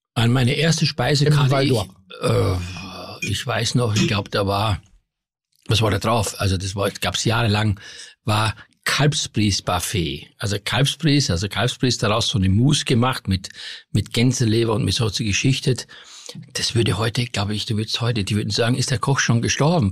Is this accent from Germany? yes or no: no; Styria, Austria; moved away; Ich komme aus der Steiermark